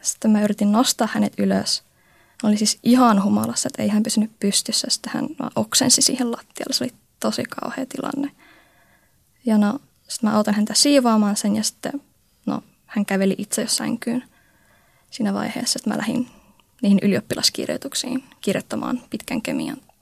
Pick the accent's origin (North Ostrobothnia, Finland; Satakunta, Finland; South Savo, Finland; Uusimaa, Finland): North Ostrobothnia, Finland; Oulu; Mä synnyin Oulussa 22 vuotta sitten sellaiseen pieneen lähiöön Oulujoen rannalla.